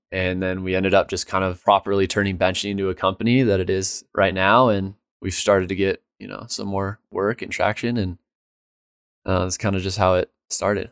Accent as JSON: {"language": "English", "town": "Dillon", "country": "United States", "tie": "born or raised there", "said": "growing up in Dillon, there was very little"}